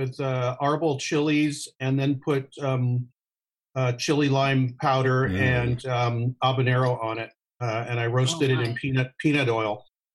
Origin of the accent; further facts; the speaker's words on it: Pasadena, San Diego, California, United States; also born or lived in Los Angeles area; Then we moved to San Diego. And I stayed there. I was 10 years old. And then we moved to, stayed in San Diego. My parents are still there. And then I came back to the LA area. I was born in Pasadena.